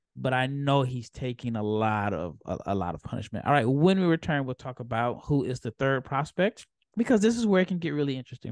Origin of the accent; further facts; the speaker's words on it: United States; as an American